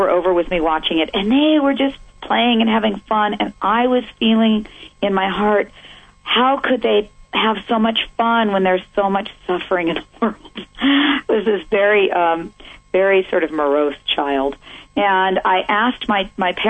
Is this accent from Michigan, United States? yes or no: no; San Mateo, California, United States; I grew up in San Mateo, California, in the, you know, ultimate suburban life